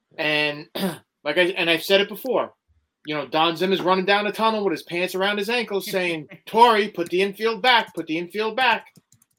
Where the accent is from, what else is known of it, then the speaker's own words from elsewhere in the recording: New York City, New York, United States; And I grew up in Queens. I was a Queens boy.